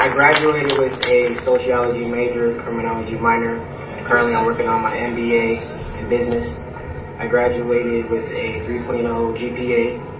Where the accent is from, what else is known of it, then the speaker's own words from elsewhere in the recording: Indianapolis, Indiana, United States; I'm from Indianapolis, Indiana. I went to Warren Central High School